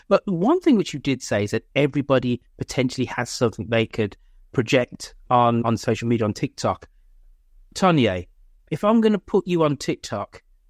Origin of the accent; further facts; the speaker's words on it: England, United Kingdom; Not to Home Depot or Depot, because I'm English, but they go to Ace Hardware because it's authentically of the Bay Area.